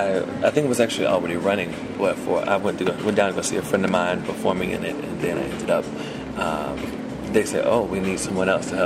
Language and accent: English; Norfolk, Virginia, United States; moved away as an adult; also born or lived in Richmond, Virginia; now in New York, United States; Born in Richmond, raised in Norfolk.